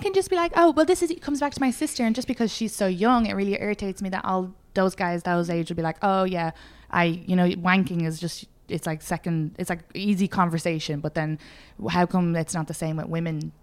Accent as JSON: {"language": "English", "country": "Ireland", "moved": "yes", "said": "I'm Irish"}